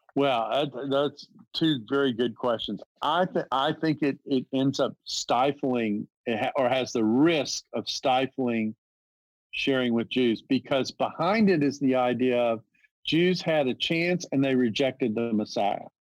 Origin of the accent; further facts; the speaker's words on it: the South, United States; I'm from the South